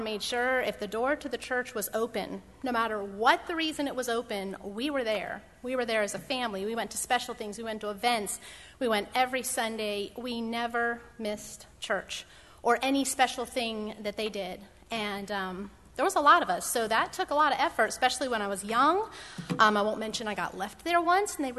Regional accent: Pennsylvania, United States; moved away as an adult; I was born in Pennsylvania. I grew up in Pennsylvania

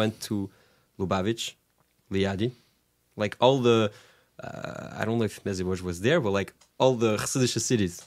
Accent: Orly, Île-de-France, France; English is a second language; moved away; also born or lived in Brunoy / Morristown; I grew up in the, in one of, uh, Paris suburbs, which is called Orly

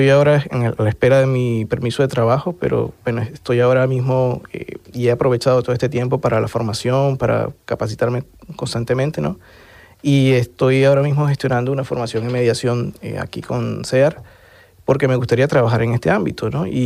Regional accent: Venezuela; moved away as an adult; Y hoy en día, pues, lo que más extraño es eh, tanto ejercer mi profesión, mi carrera en mi país, pero también eh, hacer ese trabajo político que, que, hoy por hoy no estoy haciendo

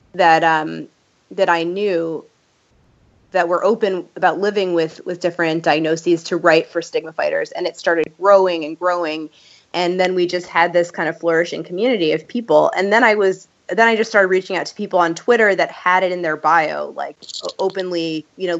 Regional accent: New York, United States; growing up in New York

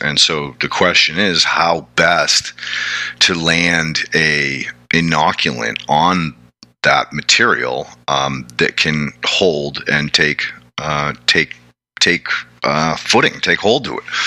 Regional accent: New England, United States; I come from New England

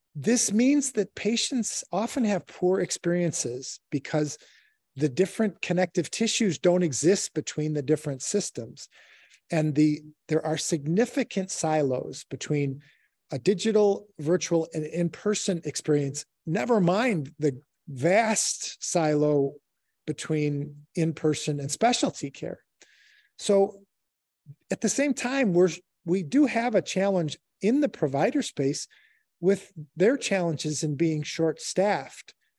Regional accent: Chicago, Illinois, United States; I'm born and raised in Chicago

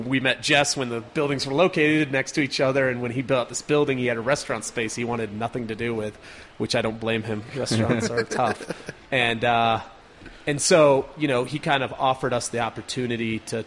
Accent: Carbondale, Colorado, United States; I grew up in Carbondale up in the mountains, just outside of Aspen

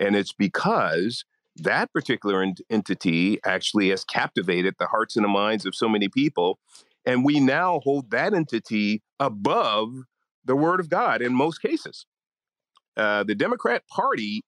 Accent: San Francisco, California, United States; I was born in Hunters Point in San Francisco, Hunters Point Project. So understand that life. We then moved to a middle-class neighborhood, lower middle-class neighborhood. And I was really a boy from the hood, kind of doing, you know, basic stuff in the city of San Francisco

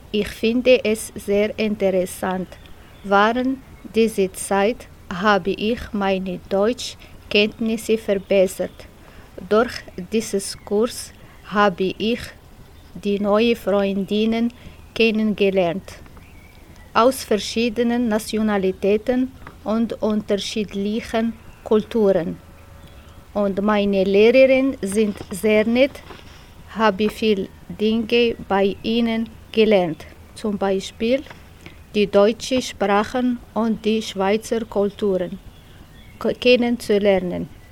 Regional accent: Morocco; German is a second language; moved away as an adult; now in Switzerland; Ursprünglich komme ich aus Marokko.

